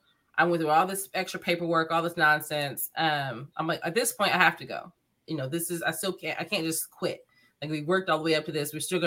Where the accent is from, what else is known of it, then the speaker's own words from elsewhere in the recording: Ohio, United States; We're from Ohio. We're from the States.